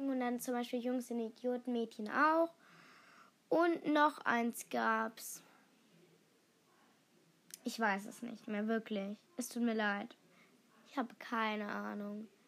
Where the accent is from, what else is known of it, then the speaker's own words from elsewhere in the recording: Hamburg, Germany; born there; Ich wurde in Hamburg-Altona geboren.